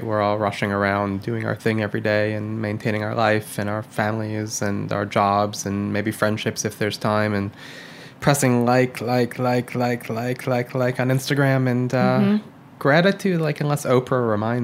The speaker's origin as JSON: {"language": "English", "region": "Michigan", "country": "United States", "tie": "born or raised there", "moved": "yes", "said": "When I was growing up in Michigan"}